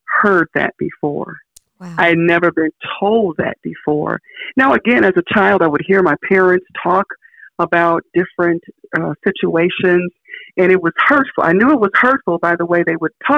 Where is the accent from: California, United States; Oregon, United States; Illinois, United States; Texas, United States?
Illinois, United States; Chicago; I grew up in Chicago.